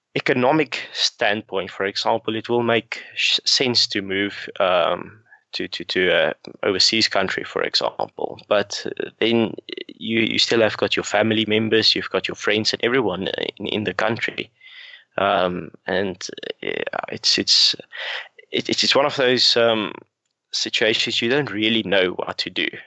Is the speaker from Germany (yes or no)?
no; South Africa; growing up in South Africa